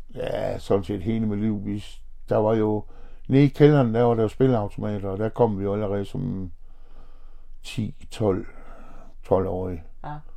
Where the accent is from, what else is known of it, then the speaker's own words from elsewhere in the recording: Horsens, Central Denmark Region, Denmark; er født og opvokset i Horsens og har boet her hele mit liv